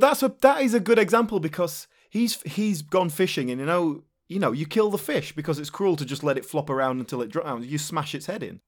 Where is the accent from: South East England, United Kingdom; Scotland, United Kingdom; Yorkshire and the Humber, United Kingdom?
Yorkshire and the Humber, United Kingdom; near Leeds; when I was a teenager, uh, growing up near Leeds